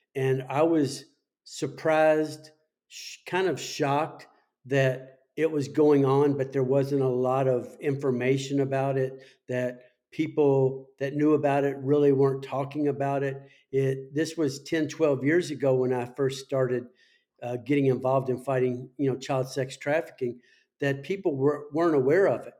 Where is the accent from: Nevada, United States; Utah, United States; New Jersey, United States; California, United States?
Nevada, United States; Las Vegas; my hometown of, of Las Vegas